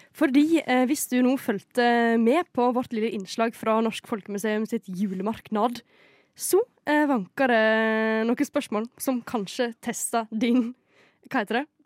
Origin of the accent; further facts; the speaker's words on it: Skien, Telemark, Norway; Brekkeparken i Skien, der jeg kommer fra